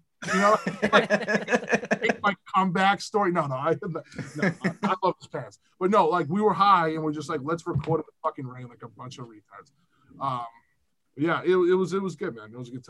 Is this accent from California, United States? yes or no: no; Weymouth, Massachusetts, United States; I'm from Weymouth.